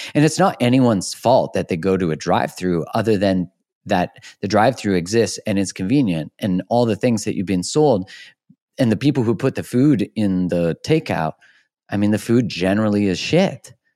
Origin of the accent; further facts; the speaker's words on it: Alberta, Canada; I'm from Alberta, which is like the Texas of Canada